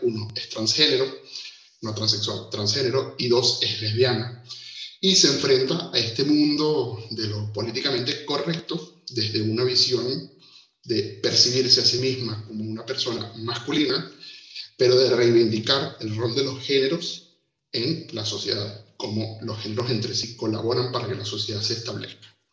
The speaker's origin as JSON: {"language": "Spanish", "country": "Venezuela", "moved": "as an adult", "lives_now": "Uruguay", "said": "Yo soy venezolano, seguro se me nota en esto"}